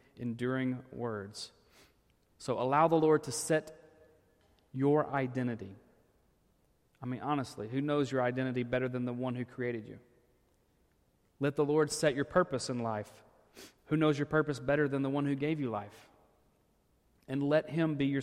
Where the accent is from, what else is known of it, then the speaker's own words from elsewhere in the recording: Arkansas, United States; when I grew up in Arkansas.